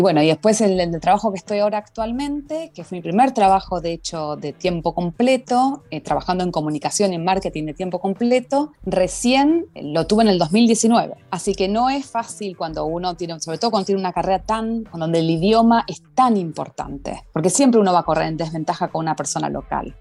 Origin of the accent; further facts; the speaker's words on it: Argentina; moved away as an adult; now in Malmö, Sweden; haber nacido en Argentina, de haberme criado en Argentina. Yo me mudé acá a los 33 años